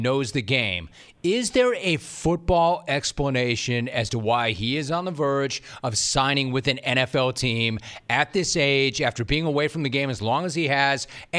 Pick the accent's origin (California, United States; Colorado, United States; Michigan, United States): California, United States; Los Angeles; also born or lived in Orange County; I'm a SoCal native. I grew up in Los Angeles. I still live in Orange County.